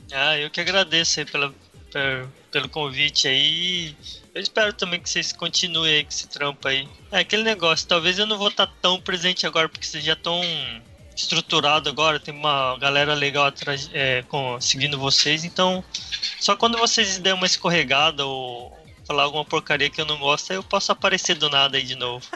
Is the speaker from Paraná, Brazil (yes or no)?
yes; Paraná, Brazil; eu também sou do Paraná